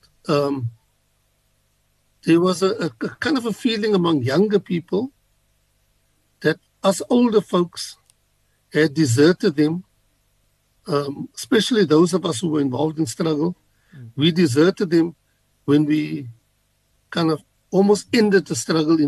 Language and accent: English; South Africa; we as South Africans, coming from our different backgrounds